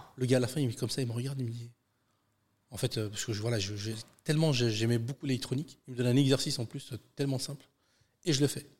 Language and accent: French; Seine-Saint-Denis, Île-de-France, France; also born or lived in Aubervilliers / Bondy; je suis né en Seine-Saint-Denis et puis j'y vis toujours.